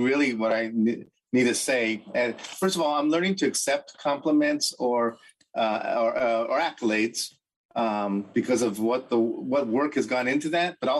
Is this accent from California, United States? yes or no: yes; Los Angeles, California, United States; I was born and raised in East LA, the oldest of five children